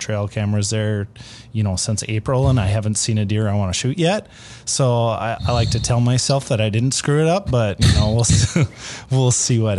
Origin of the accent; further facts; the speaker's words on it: Minnesota, United States; now in North Dakota, United States; I grew up in Minnesota